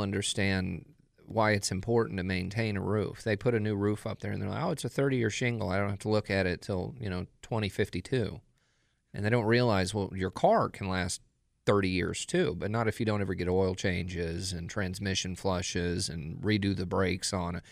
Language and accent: English; DFW, Texas, United States; moved away; my hometown uh, DFW